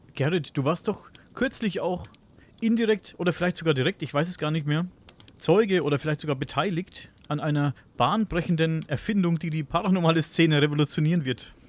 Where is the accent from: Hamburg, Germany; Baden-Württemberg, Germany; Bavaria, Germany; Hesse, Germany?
Bavaria, Germany; Coburg